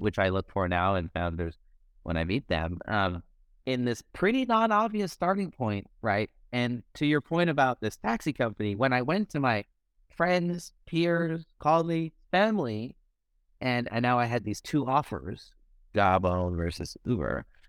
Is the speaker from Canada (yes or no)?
yes; Canada; moved away as an adult; also born or lived in Silicon Valley, United States; I born and raised in Canada, have all the networks that I need in Canada, spent since 2007 in the Valley